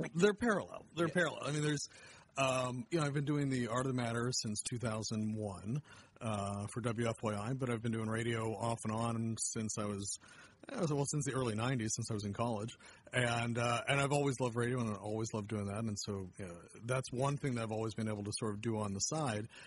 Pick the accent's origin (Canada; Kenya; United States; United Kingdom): United States; Erie, Pennsylvania; also born or lived in State College, Pennsylvania; now in Indianapolis, United States; I grew up in Erie, Pennsylvania, and uh, mainly Pennsylvania